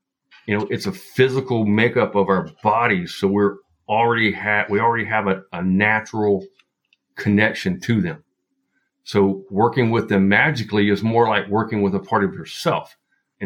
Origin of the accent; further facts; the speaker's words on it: Appalachia, western North Carolina, United States; also born or lived in Utah; I am in the foothills of North Carolina, and I grew up western North Carolina, deep Appalachia. So my accent may kind of wander here a bit